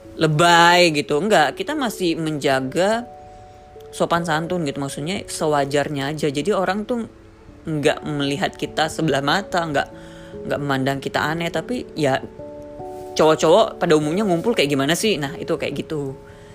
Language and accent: Indonesian; Papua, Indonesia; moved away as an adult; also born or lived in Jakarta; aku yang dari Papua